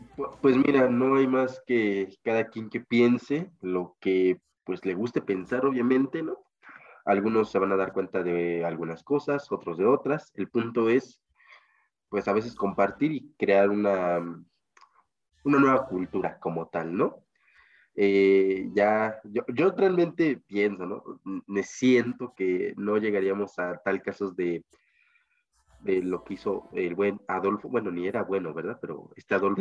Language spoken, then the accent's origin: Spanish; Mexico; mi país